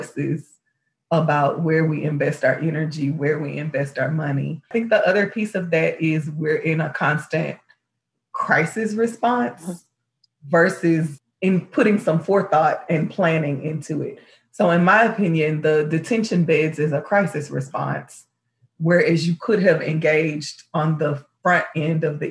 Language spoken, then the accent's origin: English; Houston, Texas, United States; I'm from Houston